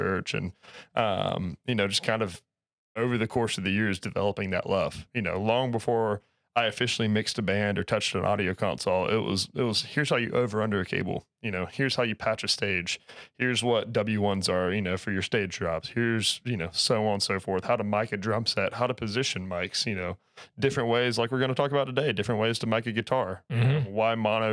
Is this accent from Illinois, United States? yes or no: no; North Carolina, United States; I grew up in North Carolina